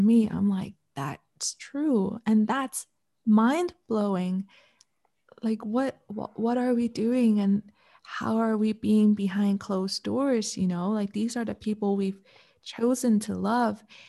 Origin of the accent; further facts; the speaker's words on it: Canada; now in Malaysia; I'm Canadian